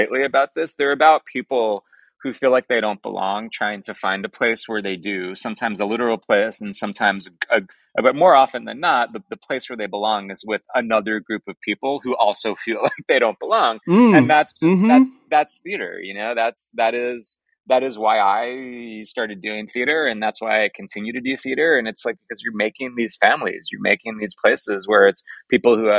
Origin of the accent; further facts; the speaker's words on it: Long Island, New York, United States; I'm from Long Island